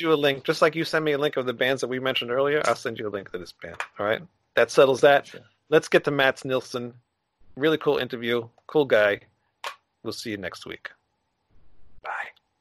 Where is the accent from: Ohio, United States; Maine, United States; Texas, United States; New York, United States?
New York, United States; I'm from New York